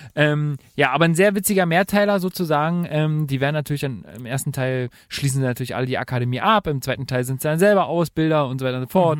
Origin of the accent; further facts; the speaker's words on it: Germany; bei uns in Deutschland